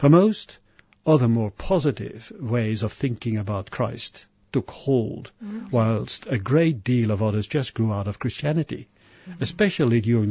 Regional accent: Belgium; growing up Catholic in Belgium, my home country

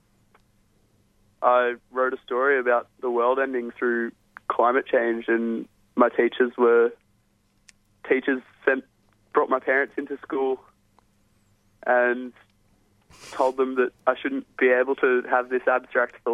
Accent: Newcastle, New South Wales, Australia; my hometown in Newcastle

